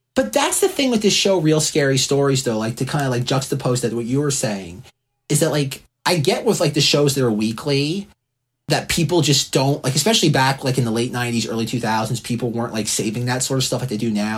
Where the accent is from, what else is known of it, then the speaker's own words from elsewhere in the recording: New Port Richey, Florida, United States; moved away as an adult; also born or lived in New York; I was a fellow Floridian, much like Josh. I grew up in Newport Richey, Florida